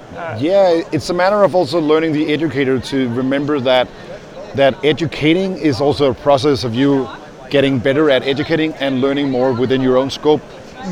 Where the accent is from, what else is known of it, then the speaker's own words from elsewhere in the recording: Denmark; moved away; I'm from Denmark.